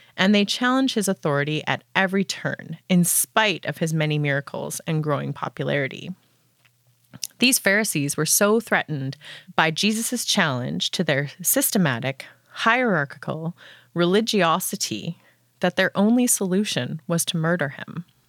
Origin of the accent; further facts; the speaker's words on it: Canada; I'm from Paneemutang First Nation in Treaty Two territory